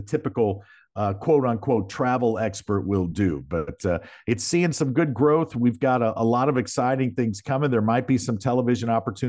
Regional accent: Missouri, United States; I was born and raised right there in South County, you know, right down the street from you. And great place to grow up.

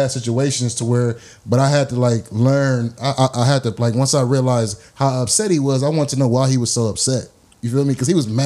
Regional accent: Washington, District of Columbia, United States; You know, I'm from Washington. D, I'm from D.C.

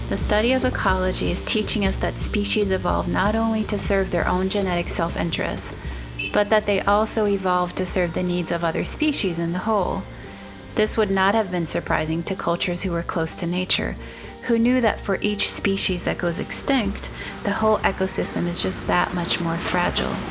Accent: São Paulo, Brazil; moved away as an adult; now in Portland, United States; I'm from I'm from Brazil. I immigrated Brazil. Oh, yeah. 15 years ago. Yeah, What part? São Paulo.

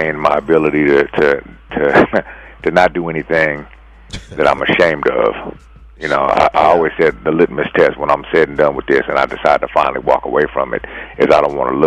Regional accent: San Francisco, California, United States; born and raised in San Francisco

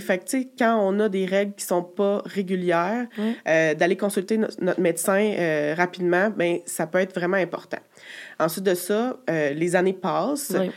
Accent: Quebec City, Quebec, Canada; j'ai 32 ans, je viens de Québec

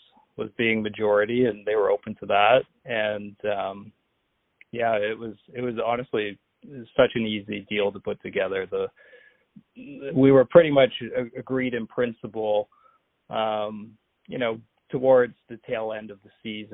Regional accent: Hamilton, Ontario, Canada; growing up in Hamilton, I remember the IBL

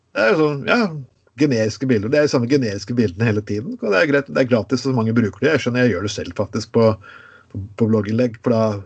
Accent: Skien, Telemark, Norway; moved away; jeg kom fra Skien

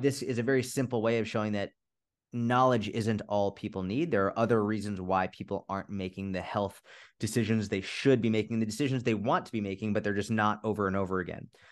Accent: just outside Boston, Massachusetts, United States; also born or lived in Middle East; I grew up just outside Boston, Massachusetts

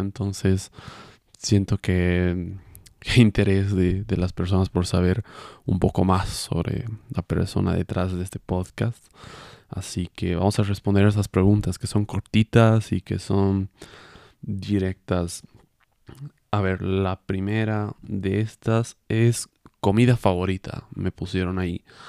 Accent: Cochabamba, Bolivia; yo soy de Bolivia, de Cochabamba, Bolivia

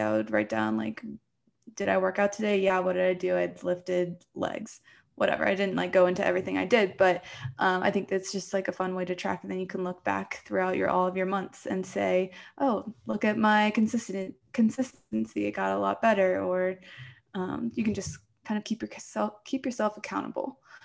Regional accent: Poquoson, Virginia, United States; moved away as an adult; now in Colorado, United States; I came from the East Coast of Virginia. So, um, I think Pacosa, where I'm from, is maybe below sea level

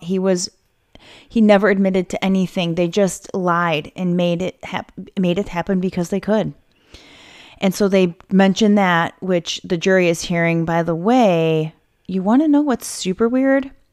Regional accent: United States; as an American

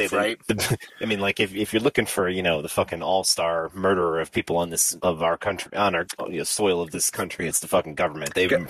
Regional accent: United States; I'm from America, bro.

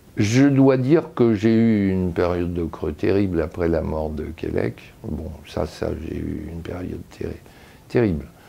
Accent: Lyon, Auvergne-Rhône-Alpes, France; now in Paris, France; Je viens de Lyon, non pas d'une vieille famille lyonnaise, je dirais, mais d'une demi-famille lyonnaise

